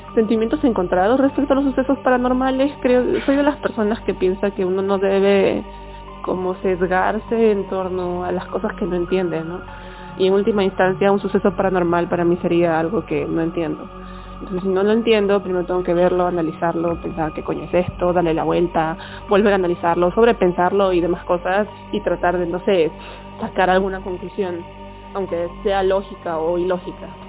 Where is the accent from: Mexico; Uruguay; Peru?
Peru; mi lugar de procedencia es Perú.